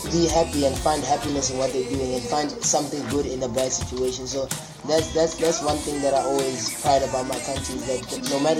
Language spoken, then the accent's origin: English; South Africa; now in Wuhan, China; Um, I'm from South Africa. I study in Wuhan, study finance. I'm a second year, 23 years old.